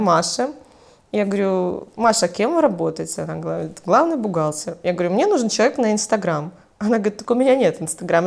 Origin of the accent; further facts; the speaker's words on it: Mogilev, Mogilev Region, Belarus; also born or lived in Brest Region; Я родилась в Могилеве